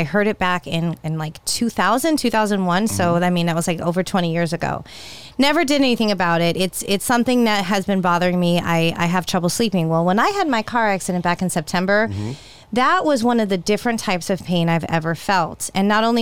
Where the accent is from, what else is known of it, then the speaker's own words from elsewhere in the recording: California, United States; I grew up in California